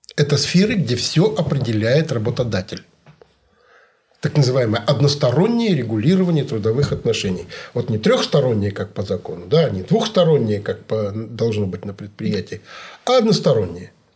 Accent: Kemerovo Oblast, Russia; Я вот из Кемеровской области

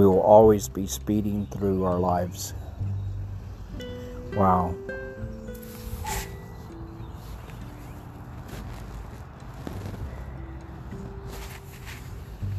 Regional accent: Texas, United States; I'm a Texan

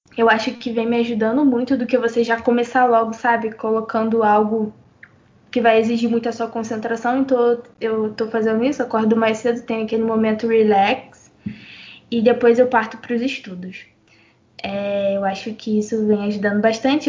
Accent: Brazil; a gente é brasileira e brasileiro, brasileira

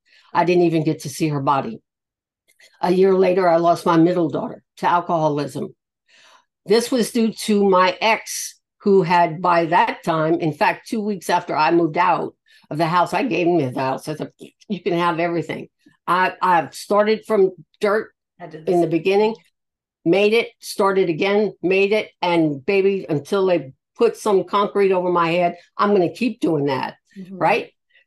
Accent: the South, United States; I'm from the South, a Yankee, of all things.

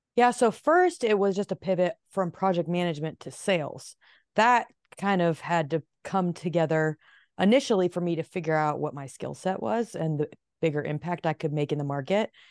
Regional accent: Phoenix, Arizona, United States; moved away as an adult; also born or lived in Nashville, Tennessee / New York City; I was born in Phoenix. However, since I moved to Nashville at 19 and spent a solid 10 years

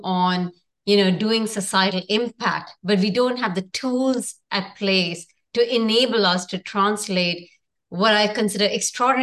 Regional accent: India; moved away as an adult; also born or lived in New York / San Francisco; I come from India

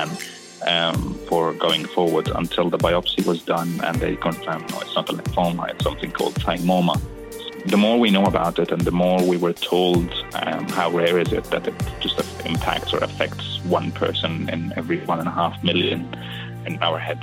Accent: Australia; As an Australian

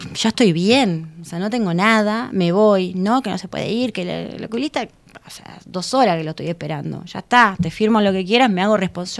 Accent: Uruguay

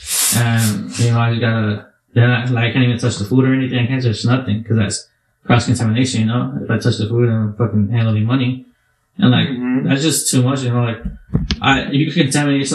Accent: United States; we're American

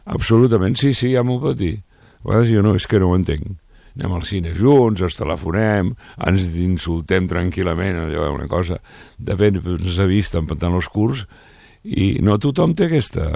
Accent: Barcelona, Catalonia, Spain; jo sóc de Sarrià

